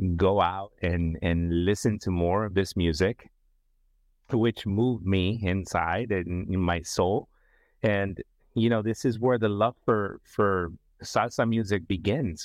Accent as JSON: {"language": "English", "town": "San Francisco", "region": "California", "country": "United States", "tie": "born or raised there", "also_born_or_lived": "Nicaragua", "said": "I am from Central America, Nicaragua, um, in, relocated to San Francisco, grew up in the San Francisco Bay Area"}